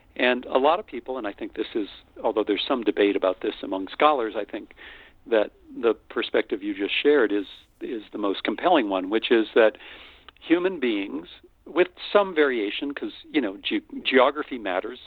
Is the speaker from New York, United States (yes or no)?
no; North Dakota, United States; moved away as an adult; also born or lived in Austin, Texas; I'm a simple boy from the prairie. I grew up in North Dakota